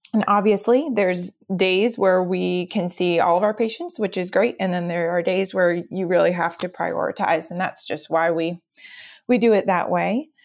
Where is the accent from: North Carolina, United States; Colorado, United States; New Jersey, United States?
North Carolina, United States; Cary; So I am originally from the Raleigh area. Cary, North Carolina is my hometown